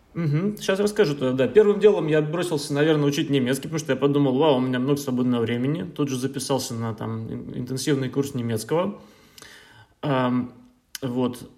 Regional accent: Saint Petersburg, Russia; moved away as an adult; now in Berlin, Germany; я да, родом я из Петербурга. Uh, в Германии, в Берлине я живу уже лет шесть даже

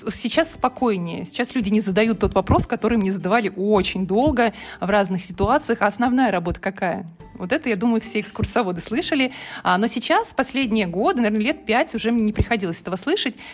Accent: Minsk, Belarus; now in Tomsk, Russia; я из Минска приехала в Томск.

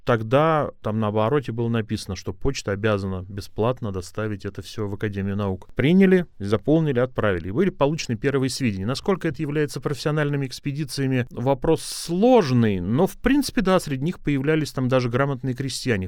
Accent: Gus-Khrustalny, Vladimir Oblast, Russia; я ехал из Гуся Хрустального, в котором я родился

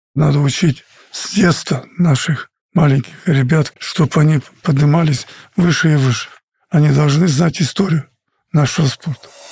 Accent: Russia; Мы играли за страну, где ты родился, где мне дали путевку жить

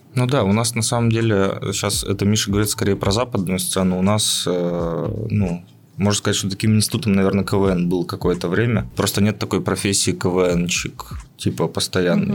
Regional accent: Izhevsk, Udmurtia, Russia; moved away as an adult; now in Yekaterinburg, Russia; я не из Екатеринбурга, из Ижевска

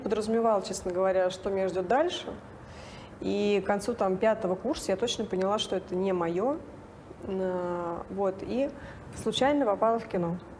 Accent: Nizhny Novgorod, Nizhny Novgorod Oblast, Russia; moved away as an adult; also born or lived in Moscow; я сама из Нижнего Новгорода

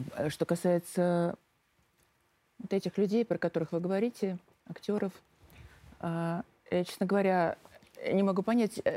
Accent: Saint Petersburg, Russia; moved away as an adult; now in Moscow, Russia; я сама из Питера

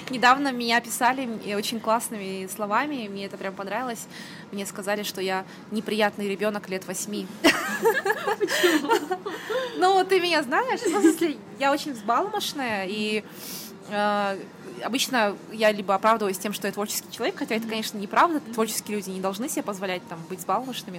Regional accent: Kazakhstan; moved away as an adult; also born or lived in United Kingdom / Almaty; I'm from Kazakhstan

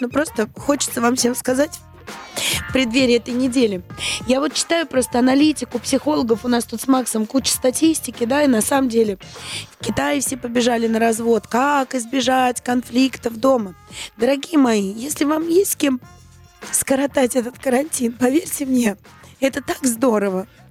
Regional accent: Saint Petersburg, Russia; moved away as an adult; я родилась и выросла в Санкт-Петербурге, да, и мама моя там, и бабушка

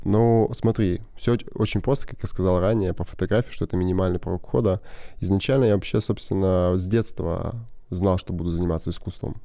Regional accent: near Irkutsk, Irkutsk Oblast, Russia; also born or lived in Krasnodar Krai; мы жили в поселке Алха. Это под Иркутском. Мы типа переехали из Краснодара. Да. Вот. Ой, с Краснодарского, Краснодарского края.

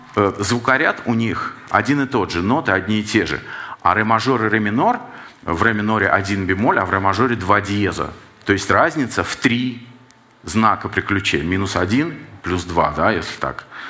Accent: Saint Petersburg, Russia; как человек питерский

